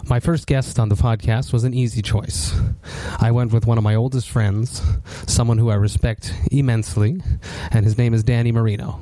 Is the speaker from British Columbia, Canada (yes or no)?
no; Montreal, Quebec, Canada; I come from Montreal.